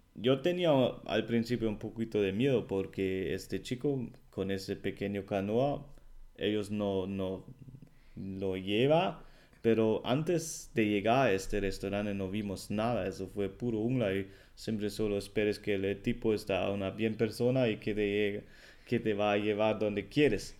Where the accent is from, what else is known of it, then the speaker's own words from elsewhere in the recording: Germany; Spanish is a second language; el alemán